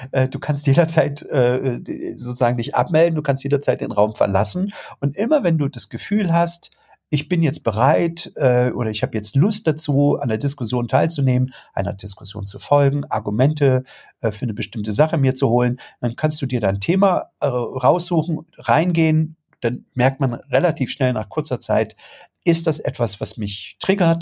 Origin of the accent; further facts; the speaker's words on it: Germany; bei uns in Deutschland